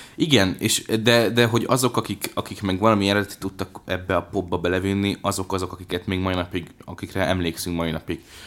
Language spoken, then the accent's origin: Hungarian; Hungary; én vidéki gyerek vagyok